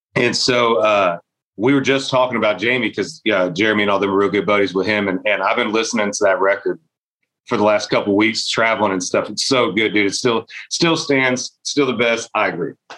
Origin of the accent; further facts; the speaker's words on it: Eustis, Florida, United States; growing up in Florida